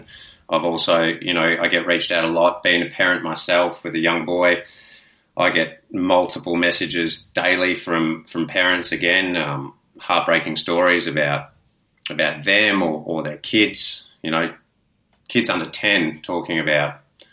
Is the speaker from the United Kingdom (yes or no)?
no; Melbourne, Victoria, Australia; moved away as an adult; now in Noosa, Australia; I'm originally from Melbourne. I only moved up here a few years ago.